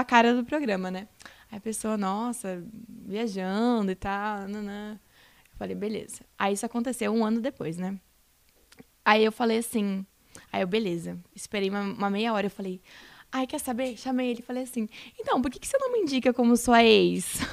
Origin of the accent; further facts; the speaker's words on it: Rio Grande do Sul, Brazil; moved away as an adult; also born or lived in Santa Catarina; fui morar em Santa Catarina, que eu sou do Rio Grande do Sul